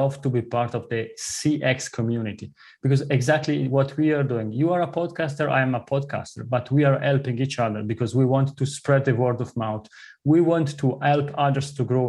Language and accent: English; southern part of Switzerland, southern Switzerland, Switzerland; first language Italian; English is a second language; moved away as an adult; also born or lived in Zurich, Switzerland; As you listen from my accent, I grew up in the southern part of Switzerland. My mother tongue is Italian